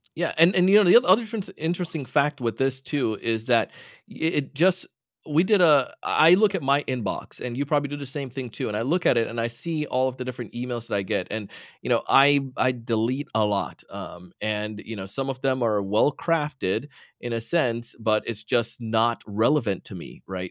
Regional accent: Jamaica; now in Florida, United States; ever since a kid and growing up in Jamaica

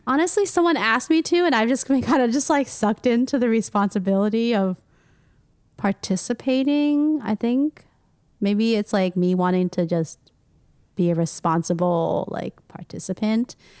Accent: United States; I am Asian American, I grew up in the United States

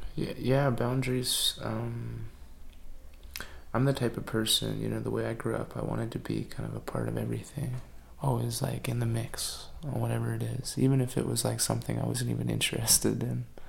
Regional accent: Wet'suwet'en territory, British Columbia, Canada; I was born on 10 Tene territory and, and grew up on Wet'suwet'en territory

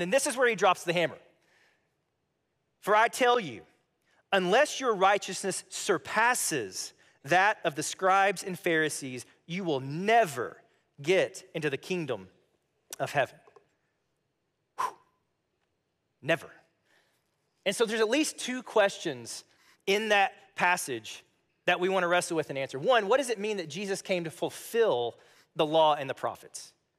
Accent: Missouri, United States; I'm like, oh, I'm a Missourian.

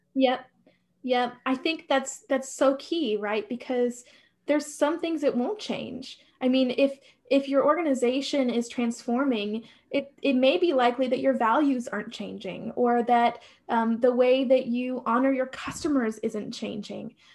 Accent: Nebraska, United States; moved away as an adult; also born or lived in upstate New York; we lived in upstate New York, we're from Nebraska

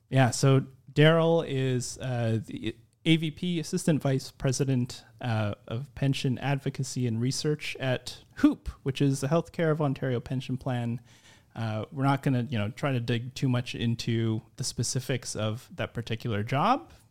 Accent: Philippines; I'm Filipino

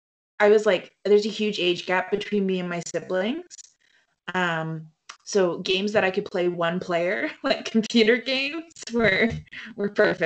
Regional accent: Canada; so I'm from Canada

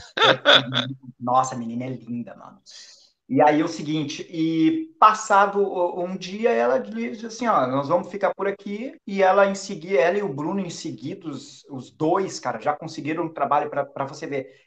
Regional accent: Porto Alegre, Rio Grande do Sul, Brazil; moved away as an adult; now in Portugal; Eu saí lá do Rio Grande do Sul, Porto Alegre

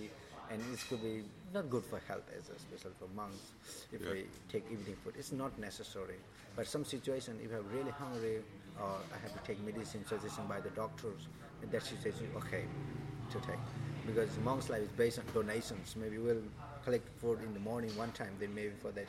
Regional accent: Nepal; now in Thailand; I'm from Nepal

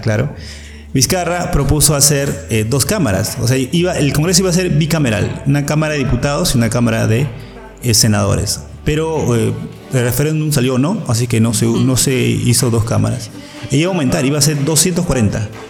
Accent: Peru; ahora somos más, más peruanos

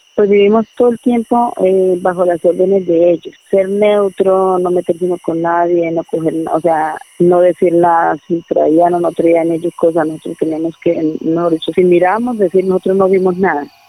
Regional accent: Guateque, Boyacá, Colombia; Nací en el campo, en un área que es en el oriente boyacense, exactamente. Soy de Guateque

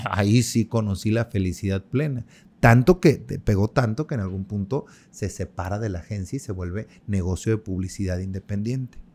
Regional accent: Mexico; somos nosotros los mexicanos

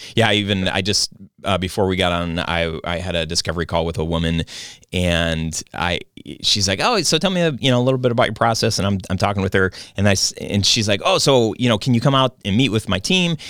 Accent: Michigan, United States; I grew up in Michigan. I've lived here all my life.

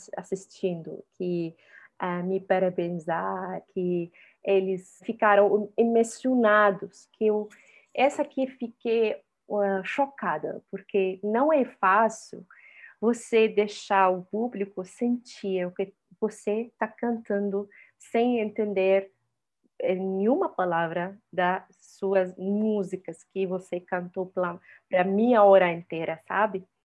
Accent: Syria; Portuguese is a second language; moved away as an adult; also born or lived in Egypt; now in Brazil; eu vivi toda a minha vida na Síria como refugiada palestina

